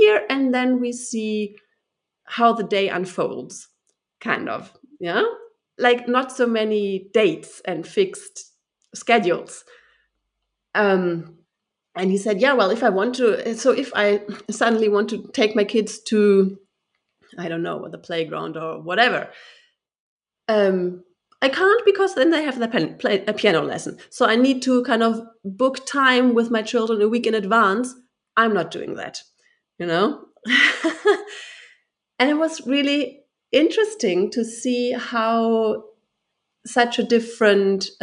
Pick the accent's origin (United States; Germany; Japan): Germany; I am German. I'm from Germany. I was born and raised in Germany.